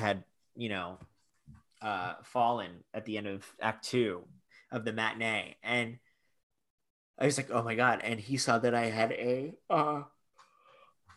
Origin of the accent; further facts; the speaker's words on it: Fort Lauderdale, Florida, United States; also born or lived in Great Neck, Long Island, New York; I'm from Great Neck, Long Island, and I was raised in Fort Lauderdale.